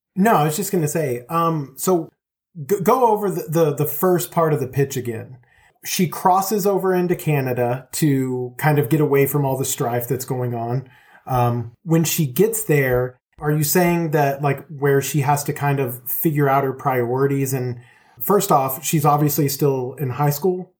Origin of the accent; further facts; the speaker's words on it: Longview, Texas, United States; we grew up in a town in Texas called Longview